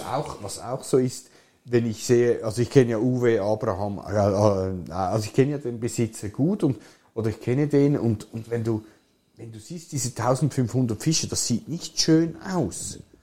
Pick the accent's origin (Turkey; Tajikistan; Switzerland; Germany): Switzerland; bei uns in der Schweiz